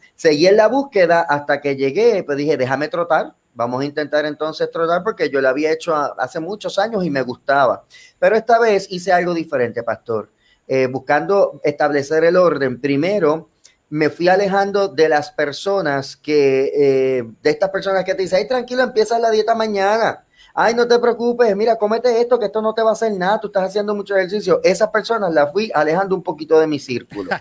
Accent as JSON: {"language": "Spanish", "town": "Bayamón", "country": "Puerto Rico", "tie": "born or raised there", "said": "yo soy natural de Bayamón, aquí en Puerto Rico, del barrio Santa Olalla"}